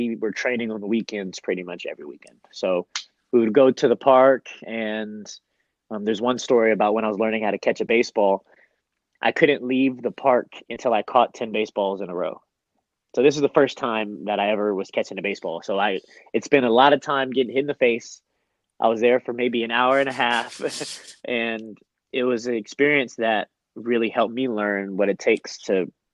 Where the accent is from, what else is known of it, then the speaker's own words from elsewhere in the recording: Oakland, California, United States; moved away as an adult; now in San Diego, United States; I grew up in Oakland